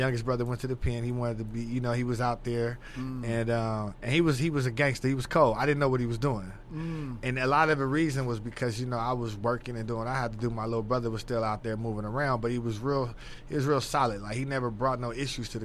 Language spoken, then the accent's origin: English; Los Angeles, California, United States; moved away as an adult; also born or lived in Palmdale, California / Bakersfield, California; now in Texas, United States; I'm from LA, born and raised in South Central LA.